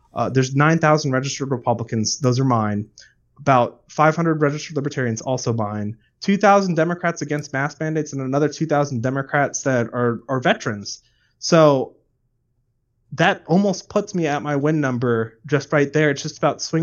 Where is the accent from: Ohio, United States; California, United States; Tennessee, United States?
California, United States